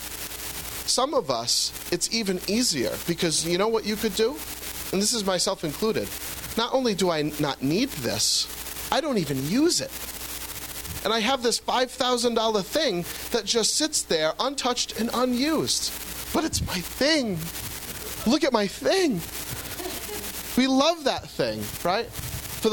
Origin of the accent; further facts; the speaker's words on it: United States; As Americans